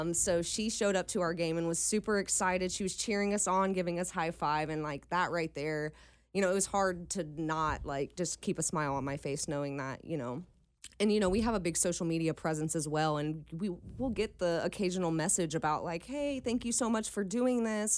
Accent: Dayton, Ohio, United States; moved away as an adult; now in Cincinnati, United States; I'm actually from Dayton

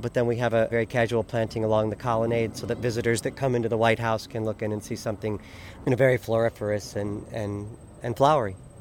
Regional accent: Michigan, United States; moved away; I'm from Michigan.

